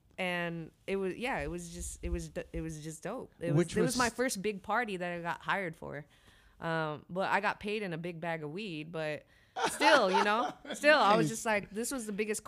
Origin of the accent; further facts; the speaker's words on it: Bay Area, California, United States; growing up in the Bay Area, it's just so diverse that you're exposed to all types of genres.